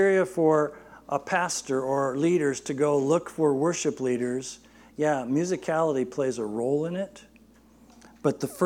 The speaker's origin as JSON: {"language": "English", "town": "Barstow", "region": "California", "country": "United States", "tie": "born or raised there", "said": "my pastor growing up in Barstow"}